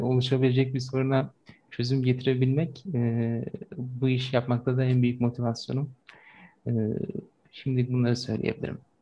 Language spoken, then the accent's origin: Turkish; Çanakkale, Turkey; 1997 ee, Çanakkale doğumluyum.